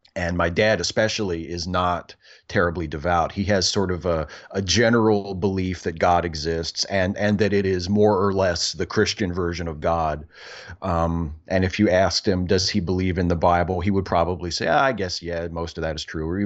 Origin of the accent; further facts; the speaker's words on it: Clear Spring, Maryland, United States; also born or lived in Hagerstown, Maryland; I actually grew up and went to high school in a tiny little town called Clear Spring